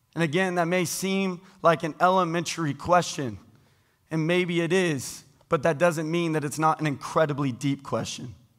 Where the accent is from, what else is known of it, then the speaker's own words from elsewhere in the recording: United States; I was born into being an American